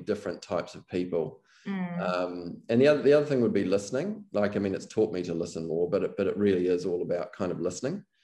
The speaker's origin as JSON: {"language": "English", "country": "New Zealand", "said": "being a New Zealander"}